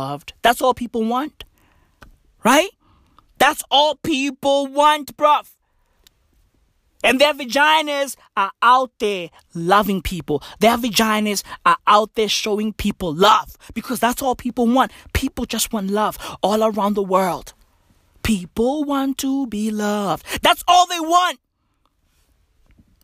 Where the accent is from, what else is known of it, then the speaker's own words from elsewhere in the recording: South Africa; I'm South African.